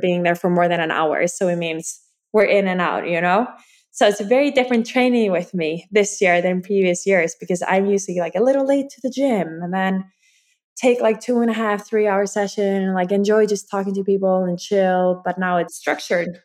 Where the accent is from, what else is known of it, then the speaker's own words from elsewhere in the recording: Iceland; I'm from Iceland